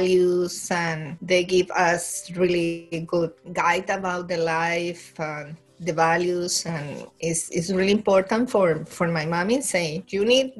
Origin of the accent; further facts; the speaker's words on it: Colombia; English is a second language; moved away as an adult; also born or lived in Cali, Colombia / Bogotá, Colombia; now in Newfoundland, Canada; I'm from Colombia in South America. Originally born in Cali, west of the country, for the Pacific Ocean, really close. But my family moved to the capital